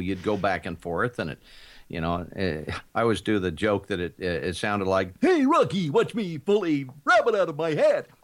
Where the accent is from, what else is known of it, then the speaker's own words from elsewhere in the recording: Kansas, United States; I grew up in Kansas